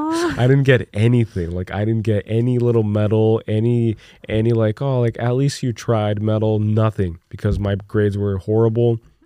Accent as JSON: {"language": "English", "region": "New Jersey", "country": "United States", "tie": "born or raised there", "also_born_or_lived": "Brazil", "said": "I grew up in Jersey. I grew up kind of like bouncing around all over the place, and then I eventually moved to Brazil again, but I experienced a lot of Christmases in Jersey, and it's fun."}